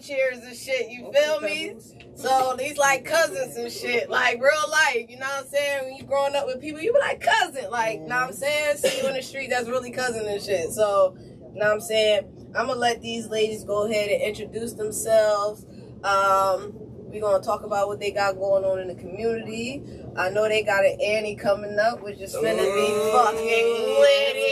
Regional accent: Trenton, New Jersey, United States; I actually met them growing up. Like, in the town in Trenton, New Jersey

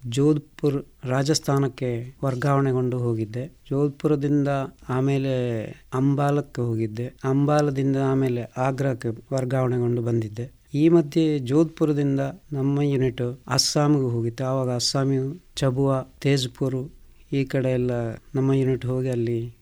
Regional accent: Puttur, Karnataka, India; ನನ್ನ ಹುಟ್ಟೂರು ಇದೇ ಪುತ್ತೂರು ತಾಲೂಕಿನ ಇರ್ದೇ ಗ್ರಾಮದ ಕುಂಜಿಮೂಲೆ ಮನೆ ನಮ್ಮದು

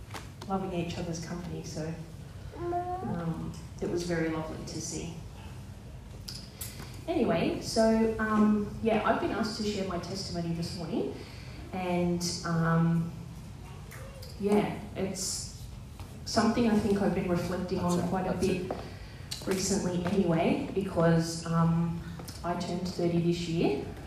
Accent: New South Wales, Australia; I grew up in the Southern Highlands, and we kind of moved around a fair bit in my younger years. And then we moved to Bosley Park

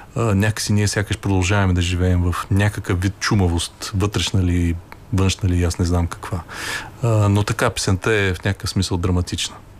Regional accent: Sliven, Sliven Province, Bulgaria; Ние двамата сме от Сливен

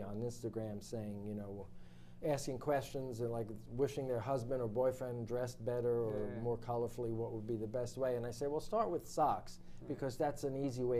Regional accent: New York City, New York, United States; I grew up in Brooklyn.

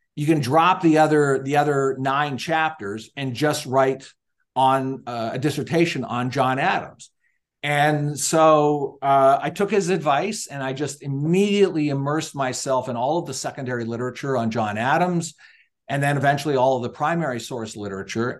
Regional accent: Niagara Falls, Ontario, Canada; now in United States; I was, uh, born and raised in Niagara Falls, Ontario, Canada

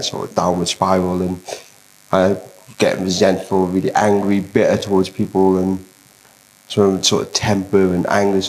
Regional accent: Merthyr Tydfil, Wales, United Kingdom; moved away; also born or lived in Loughborough; I'm originally from Merthyr, but I've joined you guys via Loughborough, which is in the East Midlands

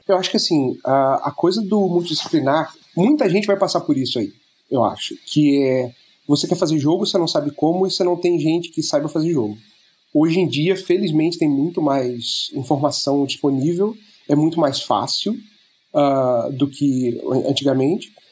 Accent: Rio de Janeiro, Brazil; moved away as an adult; now in Germany; eu sou originalmente do Rio de Janeiro.

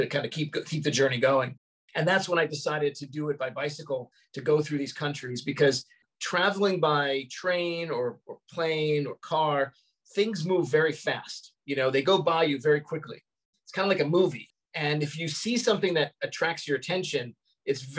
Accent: New York City, New York, United States; moved away; also born or lived in Los Angeles; I grew up in Brooklyn, which even though it's only about 40 minutes away, it felt like a universe away

